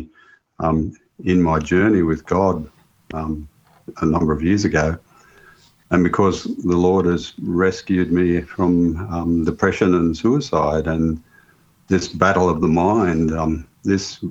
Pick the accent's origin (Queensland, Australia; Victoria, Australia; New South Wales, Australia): New South Wales, Australia; Young; I was born here in Young in 1959, and I've been here all my life